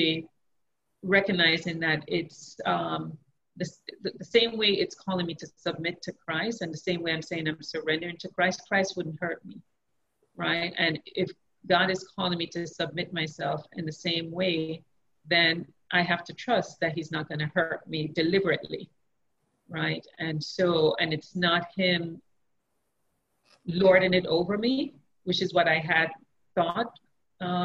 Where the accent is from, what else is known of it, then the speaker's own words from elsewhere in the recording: Jamaica; I grew up in Jamaica